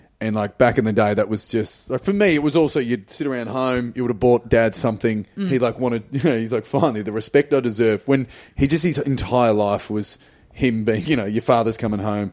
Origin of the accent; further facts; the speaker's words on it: Geelong, Victoria, Australia; also born or lived in Ireland; growing up in Geelong